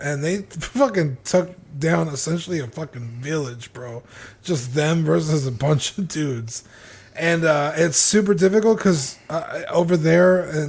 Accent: Canada; As a Canadian, I want to hear what John has to say.

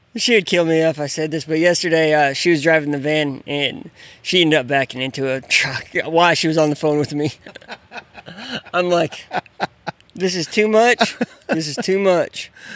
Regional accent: Grand Coulee, Washington, United States; I grew up in Grand Coulee

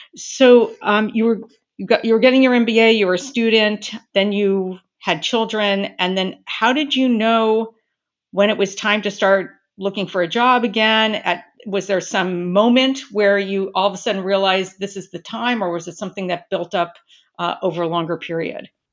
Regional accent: Southern California, United States; I'm originally from Southern California

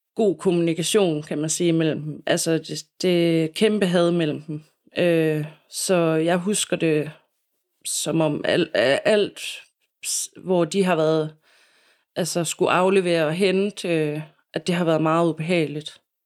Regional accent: Silkeborg, Central Denmark Region, Denmark; also born or lived in Copenhagen; jeg savner mine venner øh, hjemme i Silkeborg. Og ja, har lyst til at flytte tilbage til Silkeborg

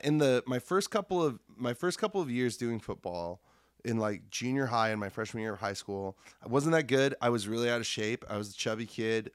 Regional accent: Lincoln, Nebraska, United States; moved away as an adult; now in Iowa City, United States; I was in Lincoln, Nebraska, which is my hometown

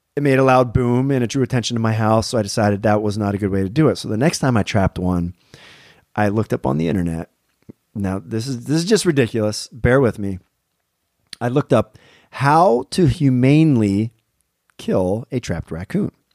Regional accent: Pennsylvania, United States; I'm from Pennsylvania

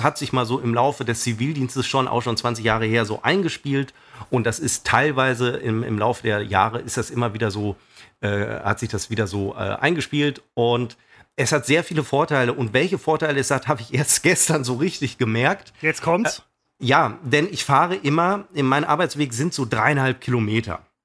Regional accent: Düsseldorf, North Rhine-Westphalia, Germany; Ich bin ja aus Düsseldorf einiges gewöhnt. Also in Düsseldorf Auto zu fahren ist ja die absolute Hölle.

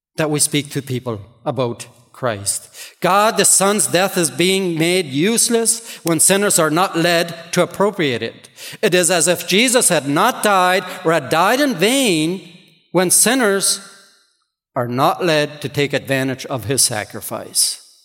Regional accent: Ontario, Canada; English is a second language; I grew up here in Ontario

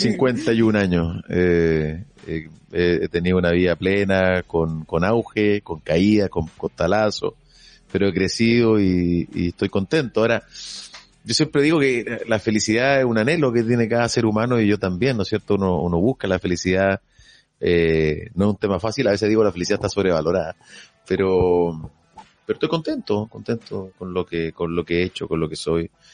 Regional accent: Chile; soy chileno, eh, quiero mi país

